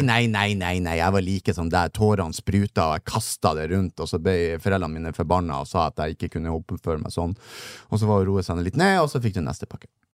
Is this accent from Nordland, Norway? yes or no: yes; Narvik, Nordland, Norway; Jeg er jo fra Narvik